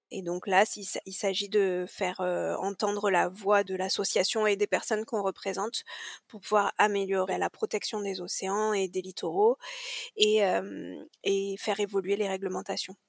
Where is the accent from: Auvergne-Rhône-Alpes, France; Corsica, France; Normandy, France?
Corsica, France; moved away; also born or lived in Marseille; j'ai grandi en Corse